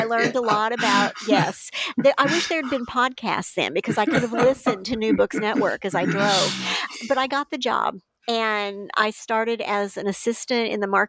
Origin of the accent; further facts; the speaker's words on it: Illinois, United States; And then I was at University of Illinois Press back in the state, my home state, as marketing director